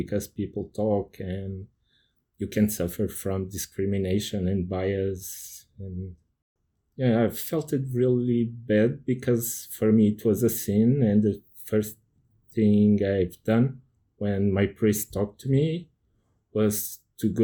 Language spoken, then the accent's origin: English; Portugal; I'm from Portugal